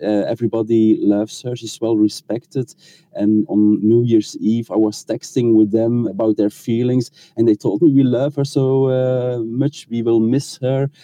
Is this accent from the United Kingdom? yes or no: no; Belgium; I'm from Belgium, we had also a change of throne 10 years ago